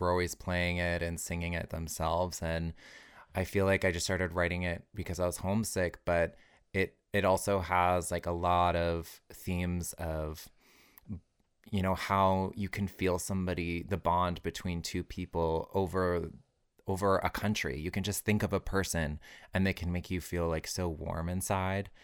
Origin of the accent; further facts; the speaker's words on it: Alberta, Canada; moved away; also born or lived in Toronto; growing up in Alberta was really hard for me.